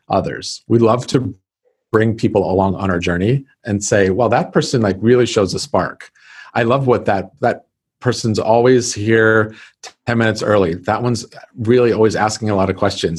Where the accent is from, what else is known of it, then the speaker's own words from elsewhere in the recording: California, United States; moved away as an adult; also born or lived in Texas / Florida; I'm from California.